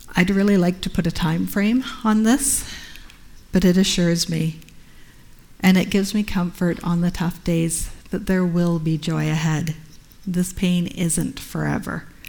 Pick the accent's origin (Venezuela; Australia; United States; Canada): Canada; being a Canadian covenant missionary.